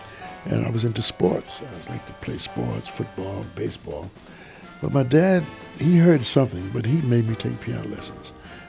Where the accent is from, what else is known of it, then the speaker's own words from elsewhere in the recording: New York City, New York, United States; My memories growing up in Brooklyn was so rich in culture.